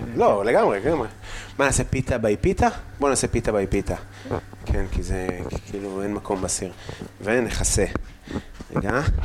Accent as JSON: {"language": "Hebrew", "town": "Afula", "region": "Northern District", "country": "Israel", "tie": "born or raised there", "also_born_or_lived": "Tel Aviv", "moved": "yes", "said": "אני גם לא גדלתי בעפולה, אני גדלתי בגבעה"}